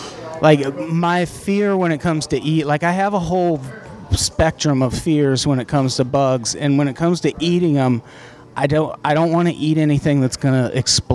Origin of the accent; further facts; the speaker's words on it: Peoria, Illinois, United States; In Peoria, Illinois.